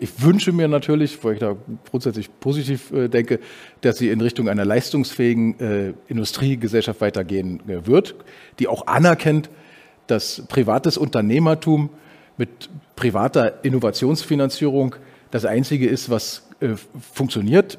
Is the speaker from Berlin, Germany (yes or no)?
yes; Berlin, Germany; now in Austria; meiner Heimatstadt Berlin